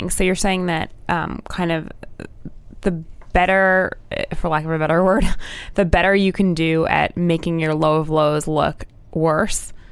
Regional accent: New Jersey, United States; born or raised there; moved away

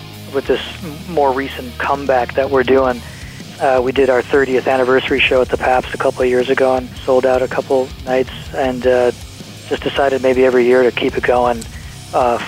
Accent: Milwaukee, Wisconsin, United States; We're from Milwaukee

